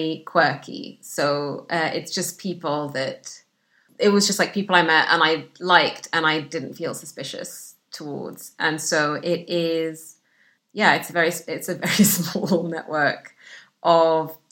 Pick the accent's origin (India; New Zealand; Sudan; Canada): Sudan; English is a second language; also born or lived in Egypt / Saudi Arabia; now in United Kingdom; the isolation that I grew up with in Sudan